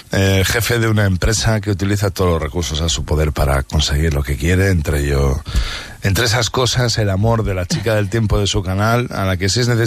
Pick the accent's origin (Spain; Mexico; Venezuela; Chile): Spain; Barakaldo, Basque Country; yo soy de Baracaldo